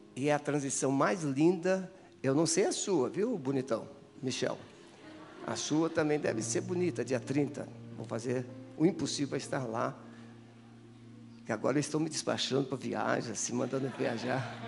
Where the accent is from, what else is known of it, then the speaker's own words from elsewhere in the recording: Espírito Santo, Brazil; moved away; porque eu sou capixaba